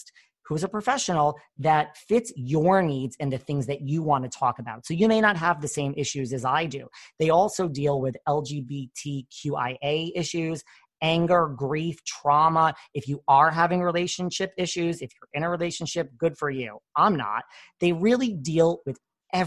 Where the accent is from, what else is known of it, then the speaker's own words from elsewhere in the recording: New York, United States; I'm from New York